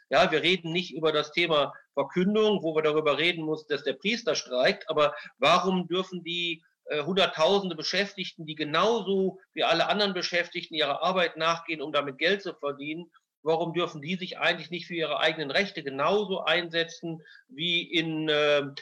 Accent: Münster, North Rhine-Westphalia, Germany; born there; ich bin ja Münsteraner eigentlich von der Geburt her

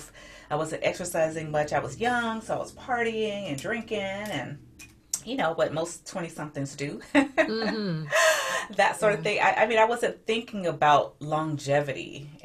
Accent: Augusta, Georgia, United States; moved away as an adult; now in San Diego, United States; I'm originally from Augusta, Georgia, and I ended up in San Diego by way of the Navy

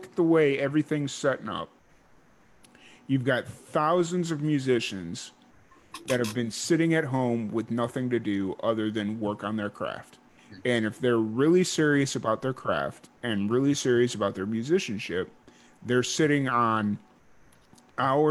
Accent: Chicago, Illinois, United States; I grew up in Chicago or south suburbs of Chicago

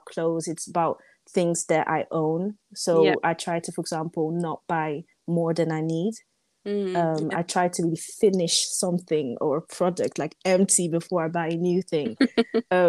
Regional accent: Netherlands; I was born in the Netherlands, for example, so I was born in the West

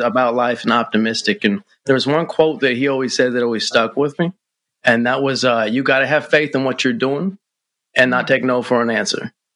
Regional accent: the 503 Pacific Northwest, Oregon, United States; from the 503 Pacific Northwest

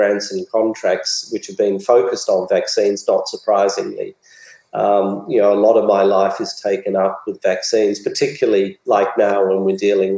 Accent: Australia; I'm a very proud Australian

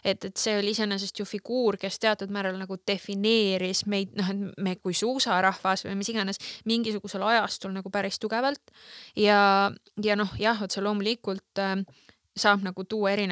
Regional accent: Estonia; meie jällegi, meie kui eestlased defineerisime ennast mingisugusel hetkel päris tugevalt

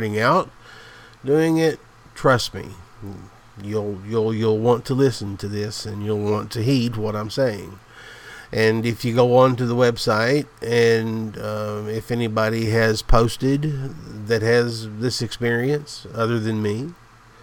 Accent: the South, the Appalachian Mountains, United States; I'm from the South. The Appalachian Mountains. I'm just a country boy, a hillbilly, as I always call myself

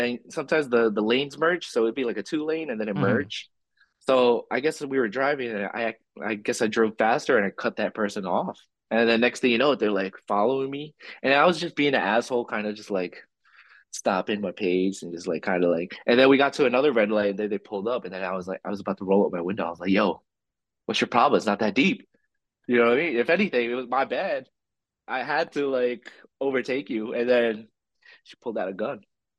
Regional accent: Philippines; I'm like the least Filipino person you could probably think of, but I'm very proud of being Filipino.

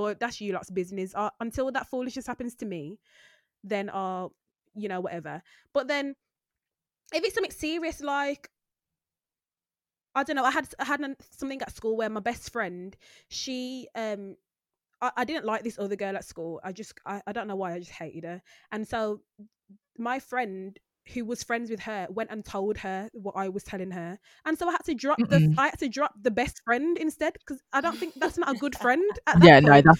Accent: United Kingdom; we're British

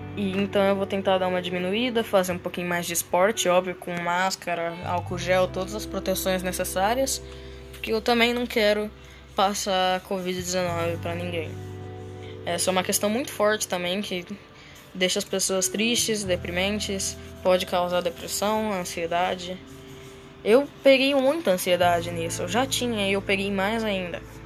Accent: Presidente Venceslau, São Paulo, Brazil; now in Londrina, Brazil; Eu morava numa cidadezinha pequenininha, Venceslau, e agora eu vim aqui para Londrina

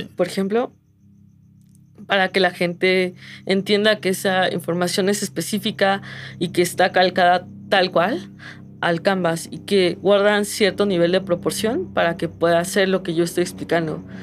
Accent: Mexico City, Mexico; mi pueblo es la Ciudad de México

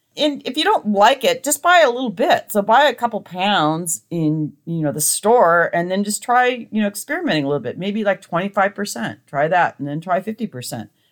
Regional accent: Montana, United States; I grew up in Montana

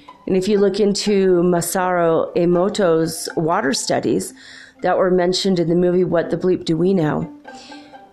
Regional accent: California, United States; moved away; I'm from California, I'm not there now

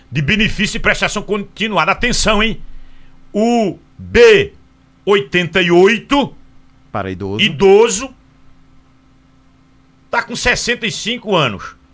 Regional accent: Caruaru, Pernambuco, Brazil; Sou de Caruaru.

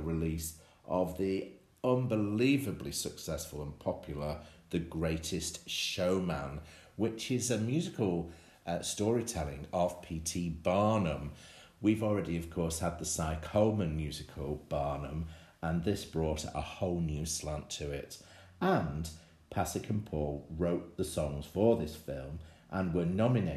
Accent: Manchester, North West England, United Kingdom; my hometown of Manchester

